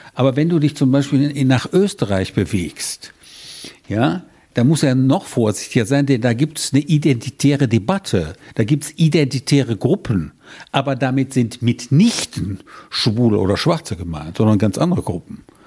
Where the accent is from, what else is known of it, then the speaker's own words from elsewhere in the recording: Rhineland, Germany; also born or lived in German-speaking East Belgium (Eupen area); ich stamme aus dem Rheinland